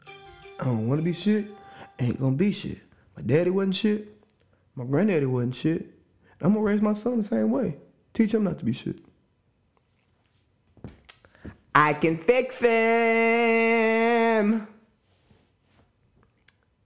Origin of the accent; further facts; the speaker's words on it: Cartersville, Georgia, United States; my hometown, Cartersville, Georgia, Northwest Georgia, Bartow County